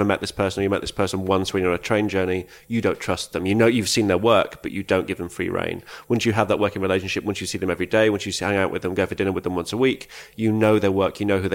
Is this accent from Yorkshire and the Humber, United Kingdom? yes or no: yes; Leeds, Yorkshire and the Humber, United Kingdom; born in Leeds and brought up in Leeds and that's my hometown